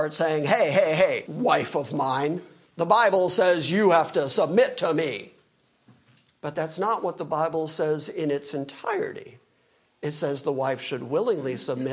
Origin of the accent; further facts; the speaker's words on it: United States; I'm an American.